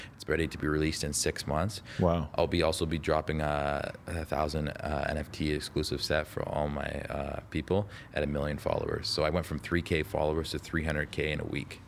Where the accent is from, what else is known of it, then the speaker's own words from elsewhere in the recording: Toronto, Ontario, Canada; also born or lived in Las Vegas, United States; I'm from Toronto, you know. Um, born in born in born in Las Vegas, but I but I lived in Canada since I was like 2 years old